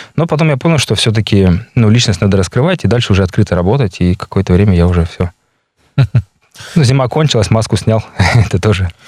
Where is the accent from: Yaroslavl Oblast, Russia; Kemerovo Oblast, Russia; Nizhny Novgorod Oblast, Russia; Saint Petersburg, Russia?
Saint Petersburg, Russia; moved away as an adult; now in Yakutia, Russia; я с Питера, питерский, якут